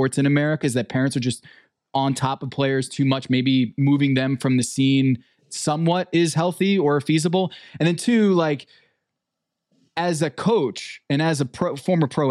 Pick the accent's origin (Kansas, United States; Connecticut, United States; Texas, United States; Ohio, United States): Connecticut, United States; Westport; my hometown of Westport